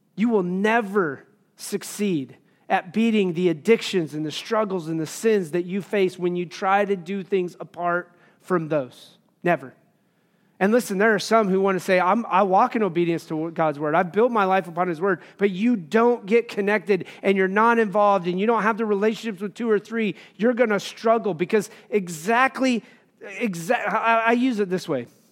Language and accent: English; Wyoming, United States; I grew up in Wyoming